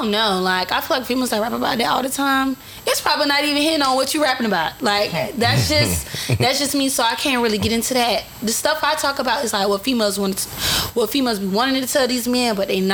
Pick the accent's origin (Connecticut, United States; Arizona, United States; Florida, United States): Florida, United States; Sanford; I'm from Sanford, Florida, Sanford. Which is Goldsboro. I'm from the front part of Goldsboro, which they call it Bokey